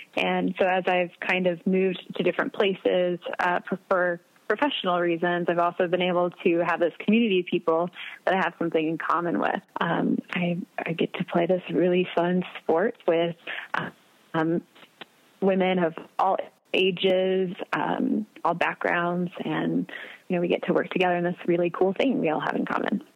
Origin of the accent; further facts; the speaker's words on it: Wichita, Kansas, United States; moved away as an adult; also born or lived in Nebraska / Arkansas; now in Adrian, United States; I'm from Wichita, Kansas originally.